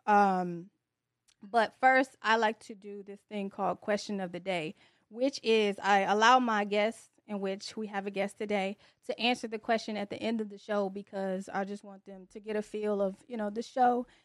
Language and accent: English; Detroit, Michigan, United States; That's where I was born as well